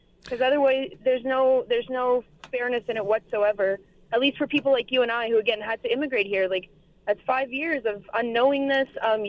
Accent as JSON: {"language": "English", "country": "Russia", "moved": "yes", "lives_now": "Regina, Canada", "said": "Yes, that's right. I'm an immigrant myself, actually. I moved here 10 years ago from Russia"}